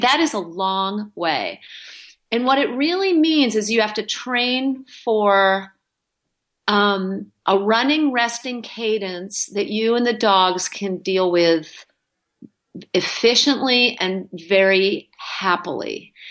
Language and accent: English; New England, United States; moved away as an adult; also born or lived in Wyoming; now in Alaska, United States; I grew up in New England